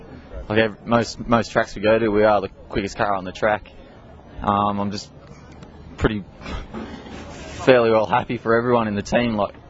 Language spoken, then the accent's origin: English; Melbourne, Victoria, Australia; I'm from Melbourne too